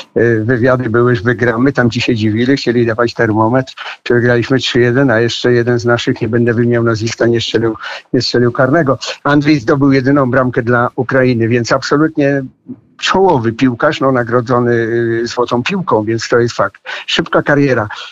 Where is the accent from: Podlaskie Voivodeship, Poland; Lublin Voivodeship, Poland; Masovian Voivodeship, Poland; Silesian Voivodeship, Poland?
Podlaskie Voivodeship, Poland; Ja się urodziłem na Podlasiu w e, e, Polsce